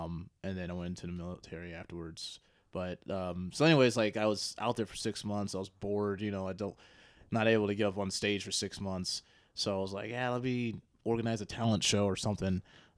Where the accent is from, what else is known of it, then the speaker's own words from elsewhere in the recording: Joliet, Illinois, United States; Joliet. So.